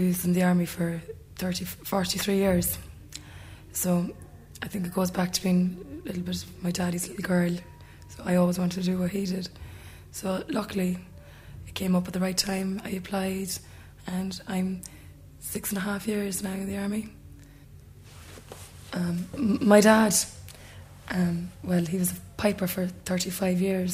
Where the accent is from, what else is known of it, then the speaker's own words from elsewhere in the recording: Cork, Munster, Ireland; I was born in Cork. Well, from an early age, I was involved with dancing groups at home in Cork